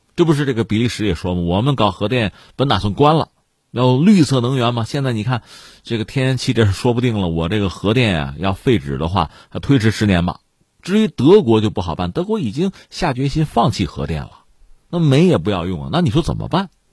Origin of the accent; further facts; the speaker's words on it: China; 我们作为中国学生